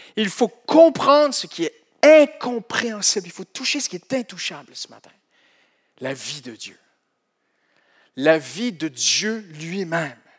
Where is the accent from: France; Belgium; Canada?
Canada; Moi, je suis du Canada.